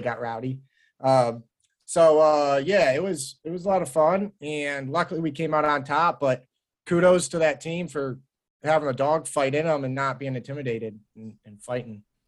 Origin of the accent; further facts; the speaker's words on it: Cleveland, Ohio, United States; moved away as an adult; now in Cincinnati, United States; Born and raised in Cleveland. I've been in Cincinnati for four years now.